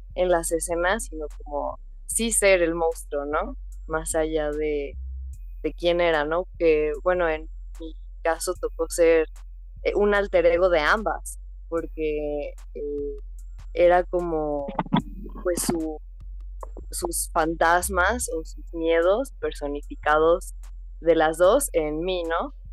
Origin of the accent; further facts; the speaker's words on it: Mexico; yo me encuentro en México, eh, yo soy mexicana, vivo acá